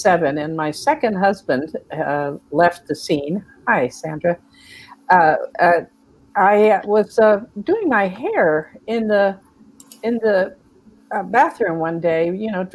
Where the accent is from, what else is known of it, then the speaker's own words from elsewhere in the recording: United States; also born or lived in Texas / Georgia; now in California, United States; I grew up in Texas and Georgia